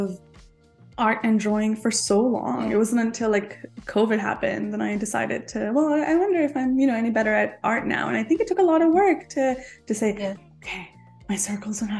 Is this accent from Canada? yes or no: yes; Canada; also born or lived in India; I was born in India, but I was raised in Canada.